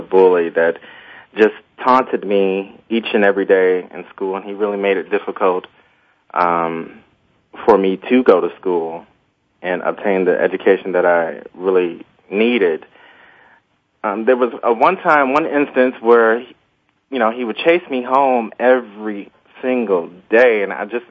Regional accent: Lansing, Michigan, United States; I was born in Lansing, Michigan, and I have a very large family.

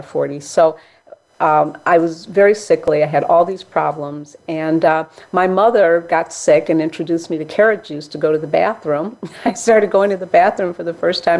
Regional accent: Chicago, Illinois, United States; I grew up in Hyde Park, Chicago, which is a mixed area

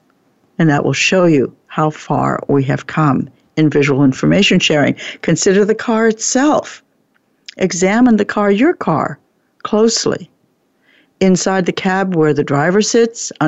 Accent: New Jersey, United States; moved away; also born or lived in Oregon; I was brought up in New Jersey, and I spent 20 years in Oregon

